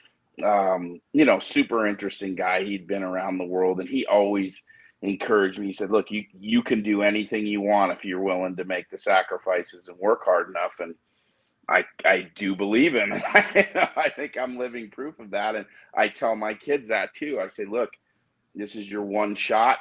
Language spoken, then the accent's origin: English; Denver, Colorado, United States; also born or lived in Chicago, Illinois; I was born in Chicago, but I moved to Colorado and I was raised in Denver